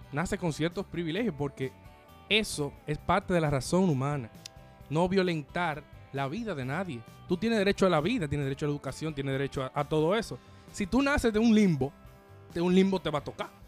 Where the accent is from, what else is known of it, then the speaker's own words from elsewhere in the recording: Dominican Republic; Ah, somos dominicanos y somos de la iglesia católica, somos un estado clerical.